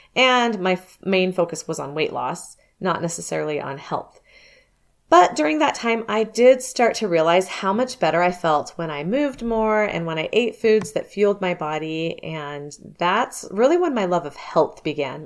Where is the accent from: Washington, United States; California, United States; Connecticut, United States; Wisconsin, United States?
California, United States; Southern; I grew up in Southern California